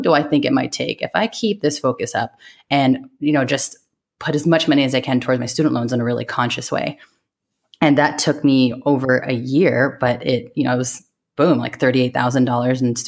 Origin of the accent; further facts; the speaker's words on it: San Francisco, California, United States; also born or lived in New York; I grew up in San Francisco Bay Area, so I grew up around a lot of Asian American families